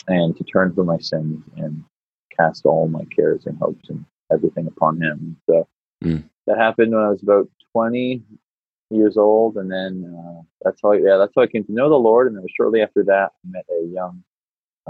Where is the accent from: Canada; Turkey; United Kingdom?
Canada; moved away as an adult; now in United States; I'm a Canadian by birth and was raised in Canada until I was about 20, 22. And then me and my wife moved to the States